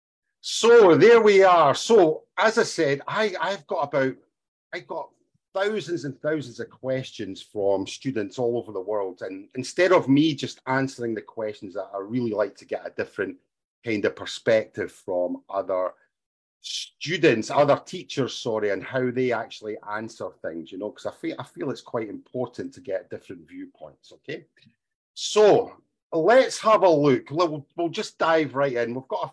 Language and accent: English; Scotland, United Kingdom; first language English; moved away as an adult; also born or lived in Asia; I'm from Scotland.